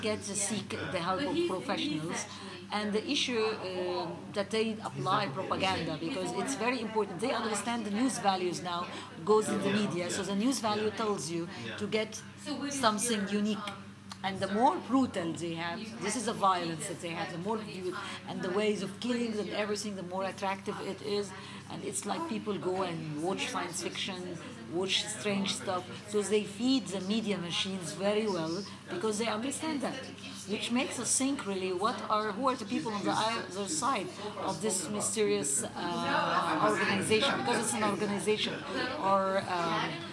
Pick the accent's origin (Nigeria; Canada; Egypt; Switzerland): Egypt; I'm from Egypt